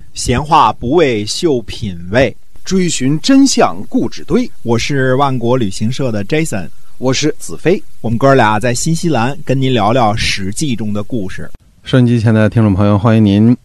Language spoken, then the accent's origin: Chinese; China; 我们中国人